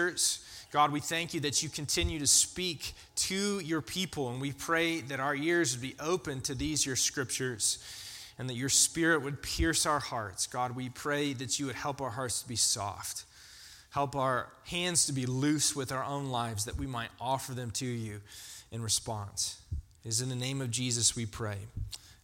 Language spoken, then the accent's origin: English; Georgia, United States; also born or lived in Florida; I grew up in Florida and in Georgia